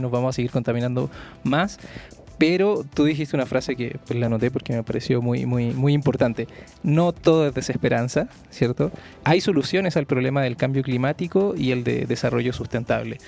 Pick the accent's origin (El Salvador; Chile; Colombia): Chile; Santiago, Santiago Metropolitan Region; moved away as an adult; now in Mexico City, Mexico; yo vengo de Santiago y de Santiago de Chile